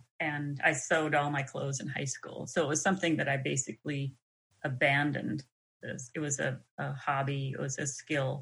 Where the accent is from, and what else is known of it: North Dakota, United States; born or raised there; moved away